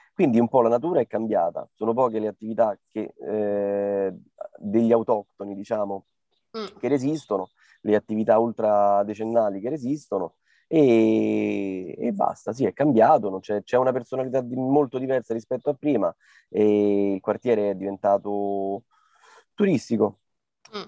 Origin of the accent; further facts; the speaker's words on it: Rome, Lazio, Italy; noi siamo di Trastevere